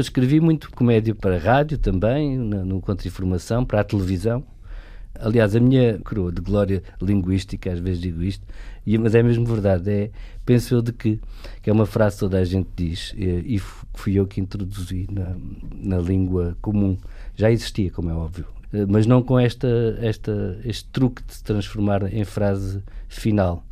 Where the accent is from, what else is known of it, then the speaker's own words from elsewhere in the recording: Alentejo, Portugal; eu sou alentejano